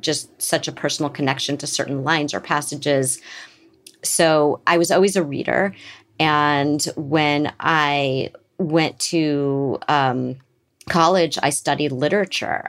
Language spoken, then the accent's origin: English; Beverly Hills, California, United States; grew up in Beverly Hills